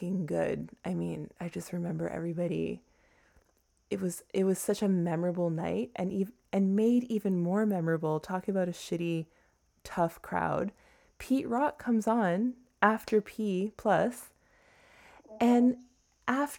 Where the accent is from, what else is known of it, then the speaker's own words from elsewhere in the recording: Toronto, Ontario, Canada; now in New York, United States; I grew up in Toronto